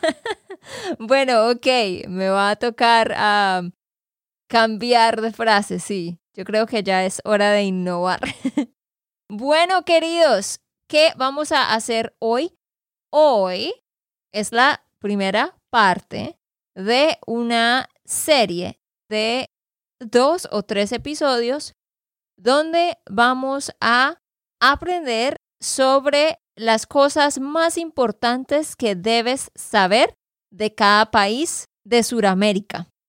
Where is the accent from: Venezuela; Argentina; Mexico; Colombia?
Colombia; Santander; de Santander, Colombia